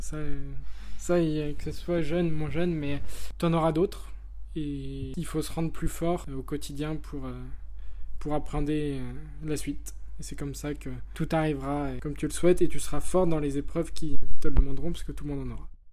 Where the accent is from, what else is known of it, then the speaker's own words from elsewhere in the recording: Lyon, Auvergne-Rhône-Alpes, France; je suis originaire de Lyon j'ai 24 ans